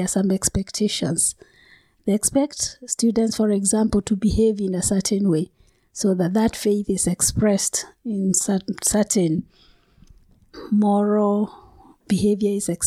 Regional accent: Kenya; I come from Kenya

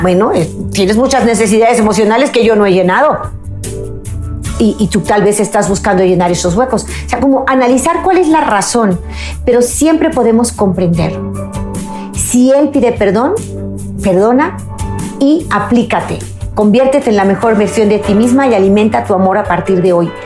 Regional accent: Mexico; mi país, México

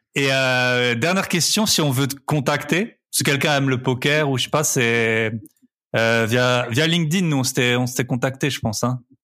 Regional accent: Alsace, Grand Est, France; je suis d'Alsace

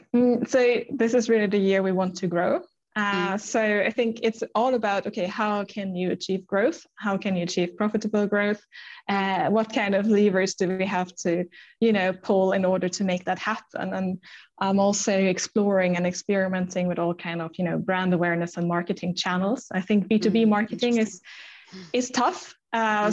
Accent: Germany; English is a second language; moved away as an adult; also born or lived in Stockholm, Sweden; now in Sweden; I'm from Germany.

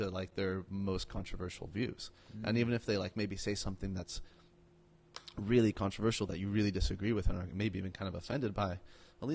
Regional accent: Mexico; now in Sacramento, United States; so I'm a Mexican. I was born in Mexico. I'm an immigrant.

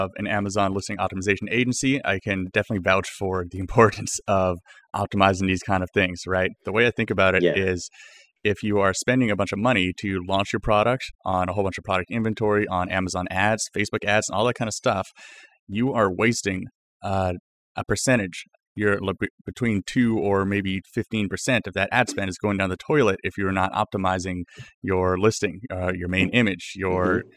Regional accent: Canada; I'm from Canada. We say it all weird like

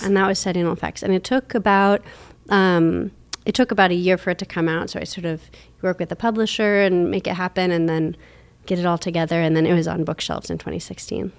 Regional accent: Minnesota, United States; also born or lived in Portland, Oregon / Toronto, Canada; now in Pittsburgh, United States; I grew up mostly in Minnesota

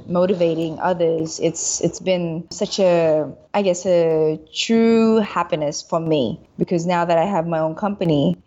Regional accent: Sydney, New South Wales, Australia; moved away as an adult; now in Philippines; with my accent, I guess you can tell I grew up in Australia. So we left when I was 6 years old. We migrated to Sydney and I went to school there, finished college there, and then I came back to the Philippines.

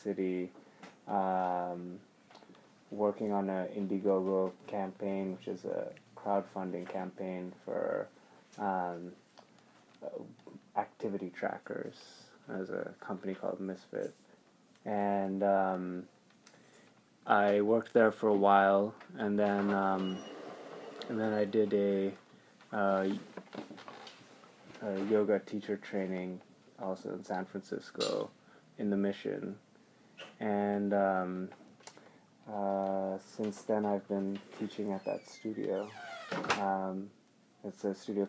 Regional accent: Bangalore, Karnataka, India; moved away as an adult; also born or lived in Houston, Texas / Pittsburgh, Pennsylvania; So I was born in Houston, Texas. When I was six, my family and I, we moved to India. We moved to Bangalore. And then that's where I grew up, from six to, it was 18

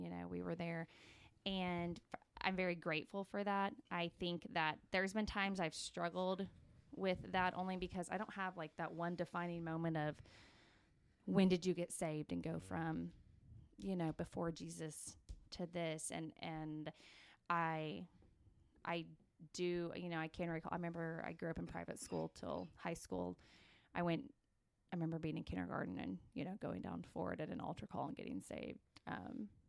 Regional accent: Ponca City, Oklahoma, United States; I grew up in Ponca City

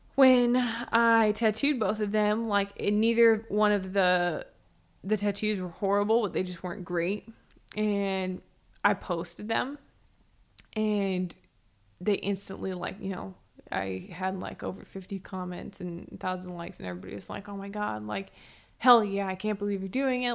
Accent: San Diego, California, United States; moved away; also born or lived in Arizona / Las Vegas; I grew up in San Diego

